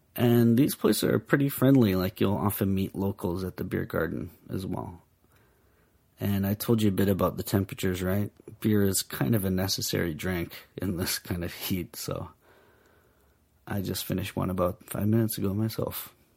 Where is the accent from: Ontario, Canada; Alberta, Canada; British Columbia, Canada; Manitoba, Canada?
British Columbia, Canada; Vancouver; now in Japan; I'm from Vancouver